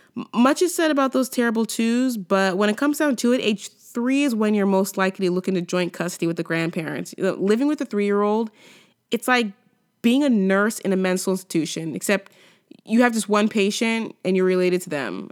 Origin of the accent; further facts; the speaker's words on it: California, United States; moved away as an adult; now in Canada; from California